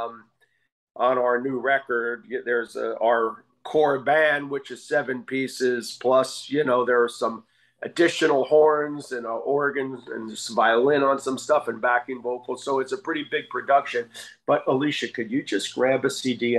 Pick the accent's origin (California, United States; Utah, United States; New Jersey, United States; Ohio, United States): New Jersey, United States; Asbury Park; I grew up in Asbury Park, New Jersey